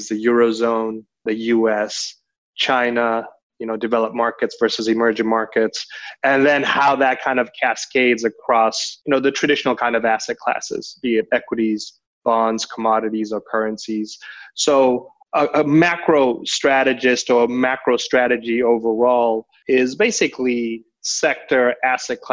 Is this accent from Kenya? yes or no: yes; Kenya; moved away as an adult; also born or lived in Denmark / Netherlands / London / Hong Kong; now in Singapore; I am very much an emerging market child, born and raised in Kenya, did all my higher education in Europe.